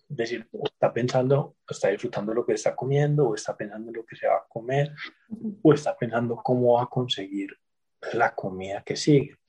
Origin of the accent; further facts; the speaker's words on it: Medellín, Antioquia, Colombia; also born or lived in Mexico; yo soy nacido en Medellín eh, hace 48 años